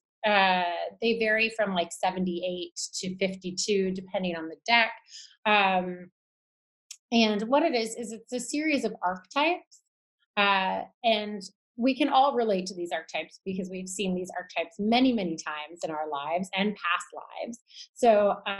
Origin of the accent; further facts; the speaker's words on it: Toronto, Ontario, Canada; shops that were in Toronto, in my hometown